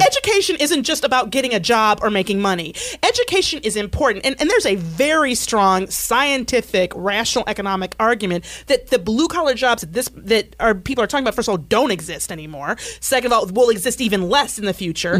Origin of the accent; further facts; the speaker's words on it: Michigan, United States; I grew up in Michigan